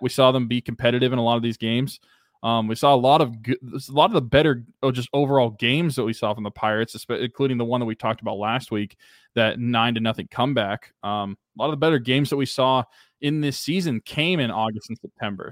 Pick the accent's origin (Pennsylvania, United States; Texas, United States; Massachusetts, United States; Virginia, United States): Pennsylvania, United States; now in Oklahoma, United States; my hometown areas